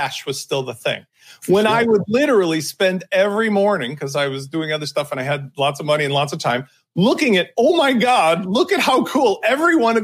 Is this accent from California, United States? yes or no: no; Chicago, Illinois, United States; growing up in Chicago